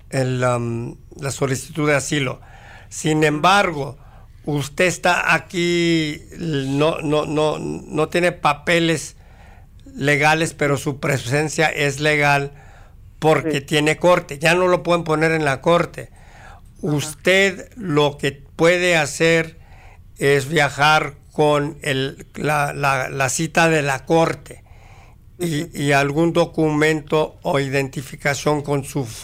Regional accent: Mexico; now in United States; Yo soy de México.

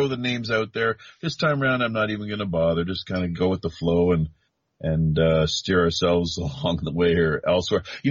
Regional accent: Canada; moved away as an adult; now in South Korea; I'm the Canadian

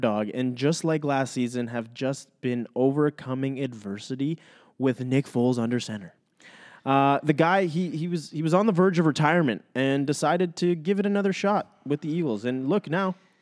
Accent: Canada; We as Canadian, real Canadian fans

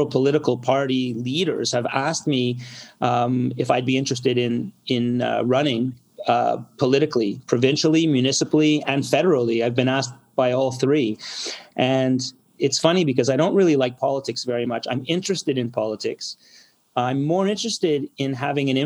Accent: Montreal, Quebec, Canada; I'm a Montrealer. I'm born and bred here.

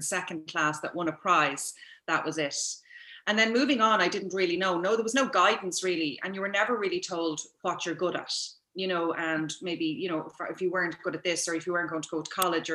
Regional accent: Dublin, Leinster, Ireland; now in Kildare, Ireland; I was born and reared in Templeogue in Dublin

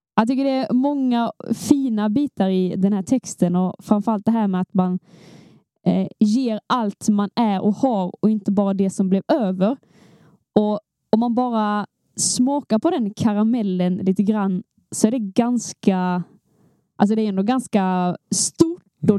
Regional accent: Skåne, Sweden; vi är två skåningar

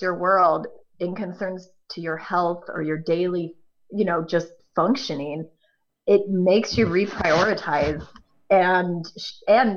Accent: Northern California, United States; I'm from Northern California

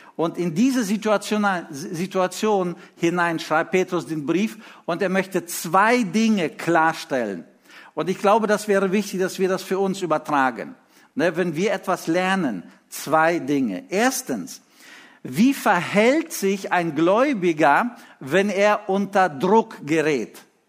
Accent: Lithuania; moved away; als wir in Litauen lebten, ich war in der dritten Klasse

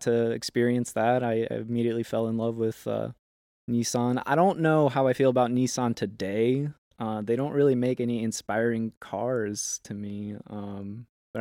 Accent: South Haven, United States; when I was a young kid in my hometown in South Haven

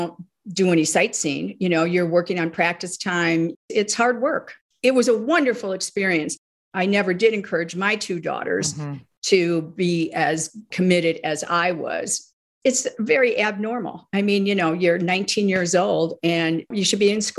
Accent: Northfield, Illinois, United States; I grew up in the Midwest, a suburb outside of Chicago called Northfield, Illinois

